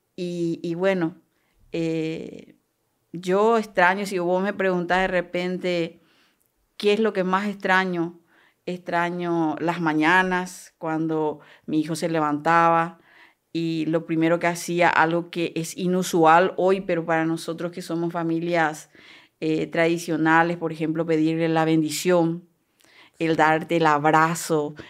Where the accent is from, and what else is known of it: Coronel Oviedo, Caaguazú, Paraguay; born or raised there; also born or lived in Itayurú, Misiones, Paraguay; now in La Paloma, Paraguay